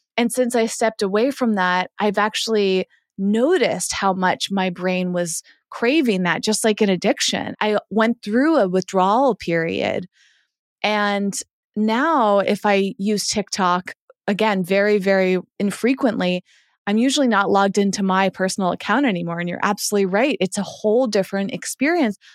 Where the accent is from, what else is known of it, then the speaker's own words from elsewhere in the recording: Massachusetts, United States; moved away; I grew up in Massachusetts